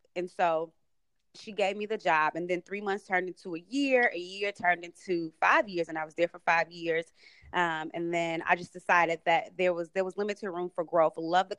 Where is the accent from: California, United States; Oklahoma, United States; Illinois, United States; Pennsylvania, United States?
Illinois, United States; Chicago; moved away as an adult; also born or lived in Florida / New York; I'm originally from the South Side of Chicago, born and raised by a single mom, as you mentioned, and, you know, really raised by my family and my mom. It was a village that raised me.